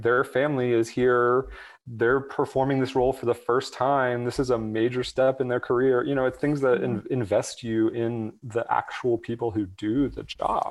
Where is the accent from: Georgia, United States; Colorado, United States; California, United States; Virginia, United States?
Georgia, United States; Atlanta; I grew up in Atlanta